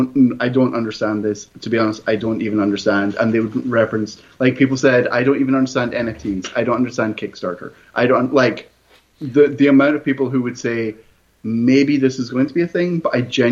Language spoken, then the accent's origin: English; United Kingdom; I'm quite British.